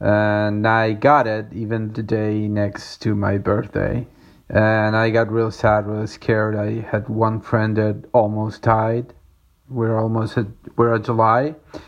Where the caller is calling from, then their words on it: Córdoba, Argentina; I'm calling from Cordoba in Argentina.